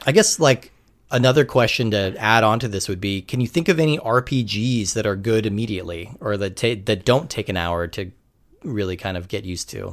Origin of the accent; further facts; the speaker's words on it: California, United States; I'm originally from California